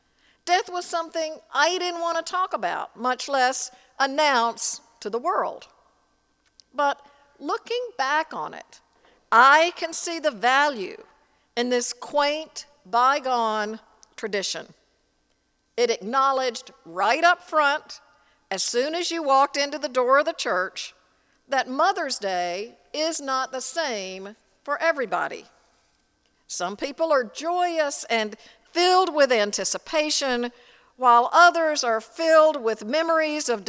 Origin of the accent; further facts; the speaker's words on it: Tennessee, United States; In the church I grew up in Tennessee